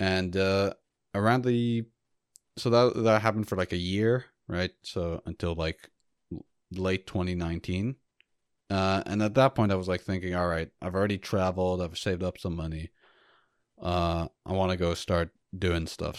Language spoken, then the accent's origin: English; United States; as an American